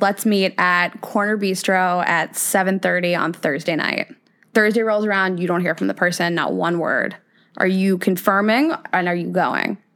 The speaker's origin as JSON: {"language": "English", "region": "Midwest", "country": "United States", "tie": "born or raised there", "moved": "yes", "lives_now": "New York, United States", "said": "I grew up in the Midwest"}